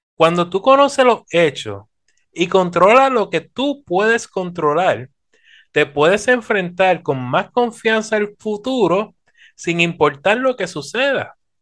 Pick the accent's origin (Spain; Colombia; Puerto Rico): Puerto Rico; nuestra tierra, Puerto Rico